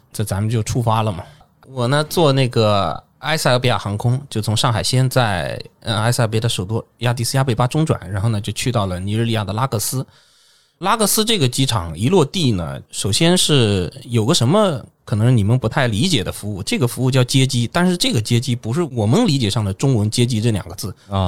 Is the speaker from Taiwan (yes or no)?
no; China; 我一个中国人